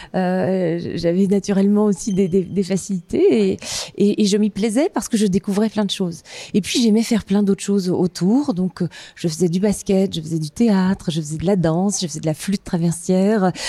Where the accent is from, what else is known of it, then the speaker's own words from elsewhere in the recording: eastern France, France; j'ai grandi dans une petite ville euh, de province, hein, euh, dans l'est de la France